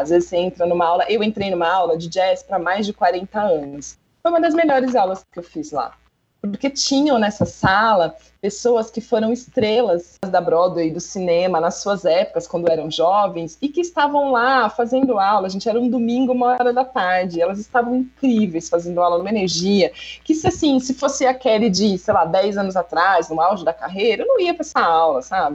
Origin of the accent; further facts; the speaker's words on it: Brazil; é do Brasil